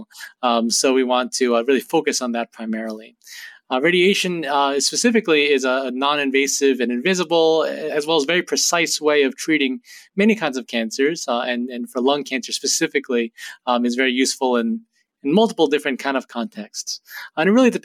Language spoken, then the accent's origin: English; New Jersey, United States; moved away as an adult; also born or lived in Boston, Massachusetts; now in New Haven, United States; I grew up in Jersey and first came to Yale as a college student about 18 years ago now